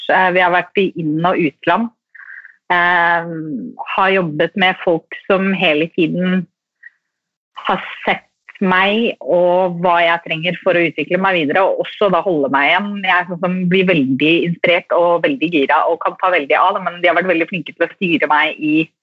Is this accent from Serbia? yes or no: no; Drammen, Buskerud, Norway; also born or lived in Sarpsborg; jeg er fra Drammen